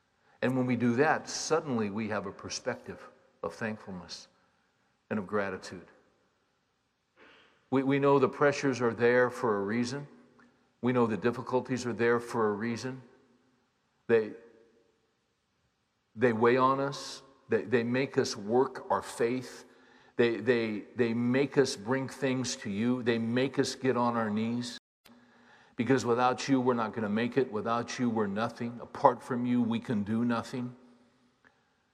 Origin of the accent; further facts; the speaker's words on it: Bakersfield, California, United States; When I was a little boy growing up in Bakersfield, California